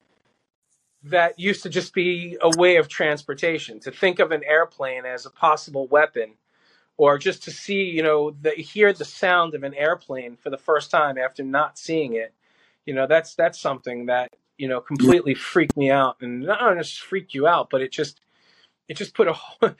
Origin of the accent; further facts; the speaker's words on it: New York City, New York, United States; also born or lived in Howard Beach, Queens; we grew up in Brooklyn, but then we moved to Queens, we moved to Howard Beach